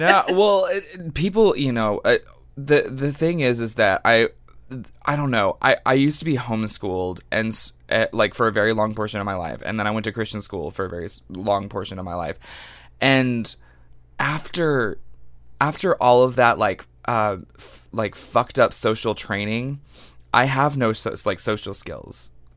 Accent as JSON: {"language": "English", "town": "Longview", "region": "Texas", "country": "United States", "tie": "born or raised there", "moved": "yes", "said": "I come from Longview, Texas"}